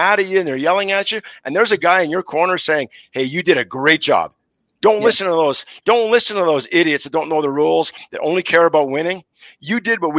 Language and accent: English; Montreal, Quebec, Canada; growing up in Montreal